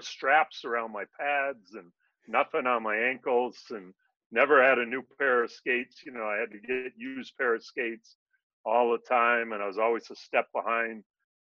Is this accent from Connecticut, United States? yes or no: yes; Connecticut, United States; I go back to growing up in Connecticut